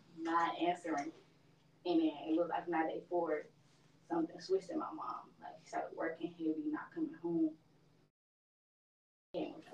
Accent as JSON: {"language": "English", "town": "Compton", "region": "California", "country": "United States", "said": "I'm from Compton, and it's like a very, I wouldn't say it's a rough place, because I'm from there, so to me, it's always like home"}